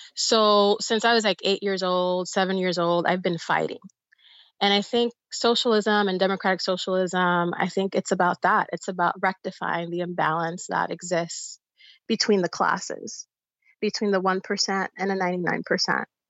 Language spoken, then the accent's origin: English; New York City, New York, United States; also born or lived in Bayamón, Puerto Rico; the district that I grew up in in the Bronx